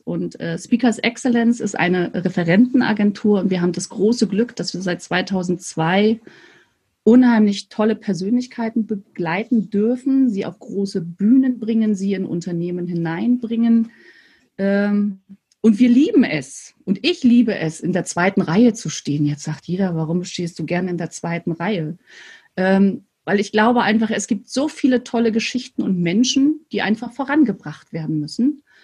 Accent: Mecklenburg-Vorpommern, Germany; bin sozusagen an der Ostsee groß geworden. Das heißt, ich habe wirklich meine Hausaufgaben früher am Strand gemacht. Und an der Ostsee heißt, äh, in der, zwischen Rostock und Stralsund

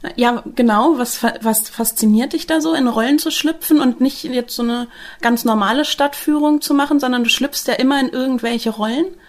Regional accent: Northern Germany, Germany; jetzt als Norddeutsche

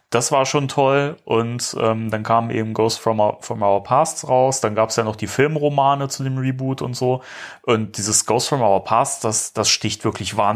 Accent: Germany; wir sind Deutsche.

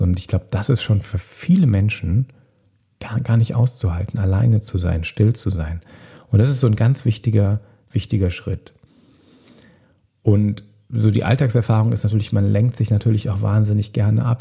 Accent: Bonn, North Rhine-Westphalia, Germany; In meiner Heimatstadt Bonn

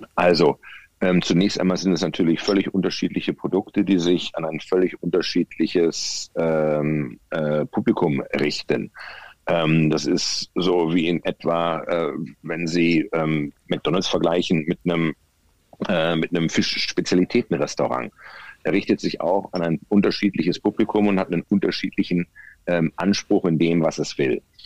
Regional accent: Bielefeld, North Rhine-Westphalia, Germany; also born or lived in Ravensburg; Geboren 64 in Ravensburg am Bodensee, aufgewachsen in der ostwestfälischen Metropole Bielefeld, dort zur Schule gegangen

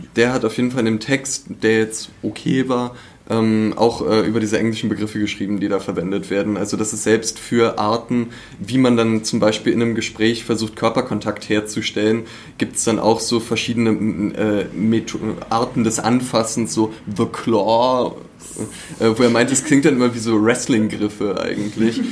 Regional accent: Berlin, Germany; moved away as an adult; now in Leipzig, Germany; Bin äh, eigentlich Berliner

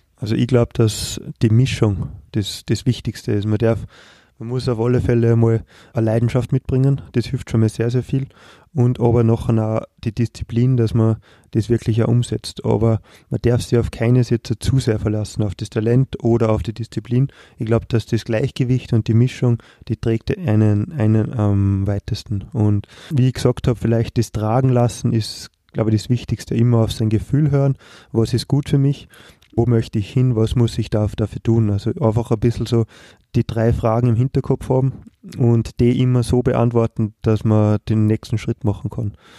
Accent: Austria; wir als Österreicher

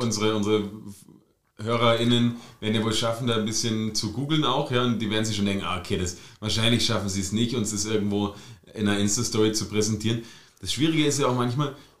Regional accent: Germany; now in Austria; Born and raised in DDR.

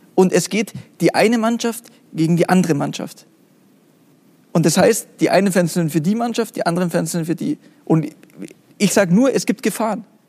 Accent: Munich, Bavaria, Germany; von meiner Kindheit an im Fußballverein, im kleinen Verein in München

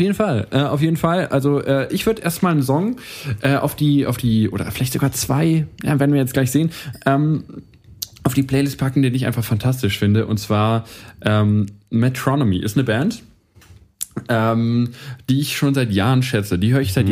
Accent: Ansbach, Bavaria, Germany; wir kommen beide aus Ansbach

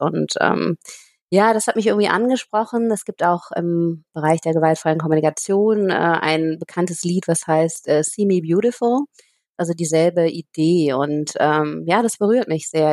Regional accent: Aachen, North Rhine-Westphalia, Germany; moved away as an adult; also born or lived in Nepal / Cambodia; letzten Herbst zurück nach Aachen gekommen. Das ist auch meine Heimatstadt hier

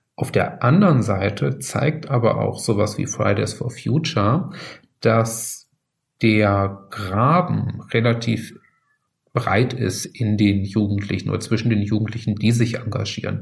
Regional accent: North Rhine-Westphalia, Germany; Ich komme aus, aus Nordrhein-Westfalen, aus Ostwestfalen da in der Ecke

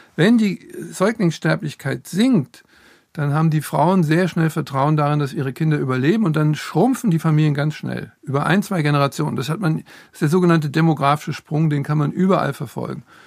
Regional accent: Frankfurt, Hesse, Germany; ich komme aus Frankfurt

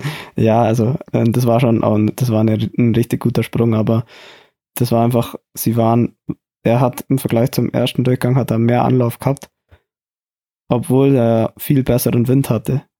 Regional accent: Oberstdorf, Bavaria, Germany; moved away

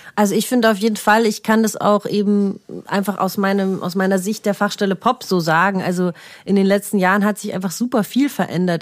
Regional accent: Munich, Bavaria, Germany; wir sind aus München, haben uns nie jetzt dafür geschämt

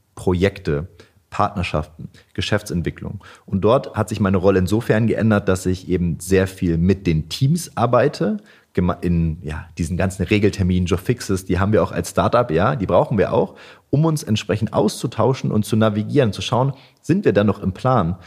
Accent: Wolfsburg, Lower Saxony, Germany; moved away as an adult; now in Hanover, Germany; Ich komme nicht direkt aus Hannover, sondern aus Wolfsburg

